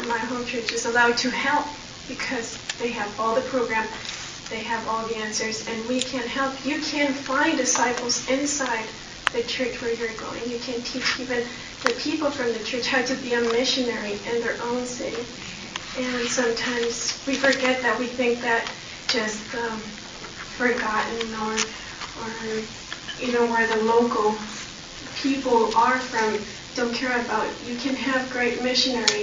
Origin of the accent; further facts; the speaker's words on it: Mexico; I come from Mexico